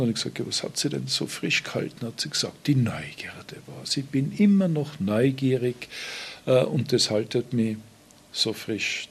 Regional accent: Tyrol, Austria

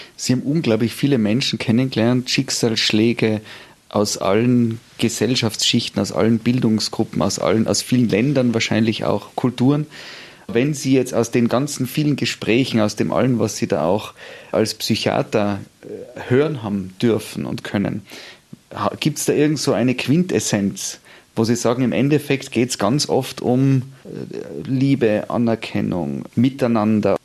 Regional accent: Tyrol, Austria; bei uns in Tirol

